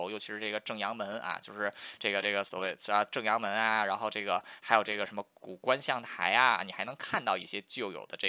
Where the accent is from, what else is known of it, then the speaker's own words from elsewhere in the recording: Beijing, China; 我是在北京外国语大学里长大的